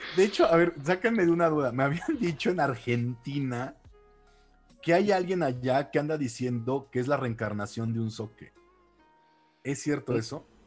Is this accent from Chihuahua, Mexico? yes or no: no; Mexico City, Mexico; ahora soy de la Ciudad de México y aquí he estado toda mi vida, básicamente